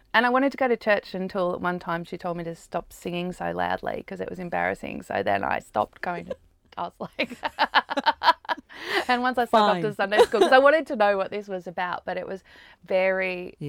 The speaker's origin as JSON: {"language": "English", "country": "Australia", "tie": "born or raised there", "also_born_or_lived": "United States", "said": "In Australia. Oh, in the US for a bit, and then in Australia."}